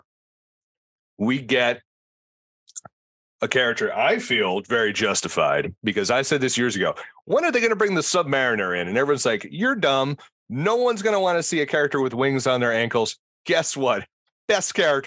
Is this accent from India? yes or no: no; Ireland; I'm Irish